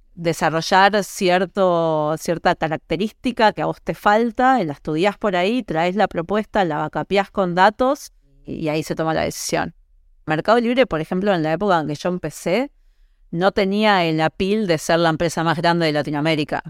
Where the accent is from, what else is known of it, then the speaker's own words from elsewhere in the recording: Uruguay; moved away as an adult; also born or lived in United States; yo soy uruguaya